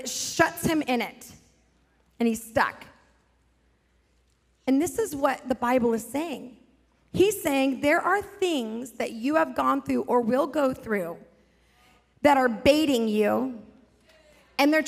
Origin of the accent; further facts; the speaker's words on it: South Lake Tahoe, California, United States; also born or lived in Pasadena, California; I grew up in South Lake Tahoe, but I went to high school in LA, Pasadena area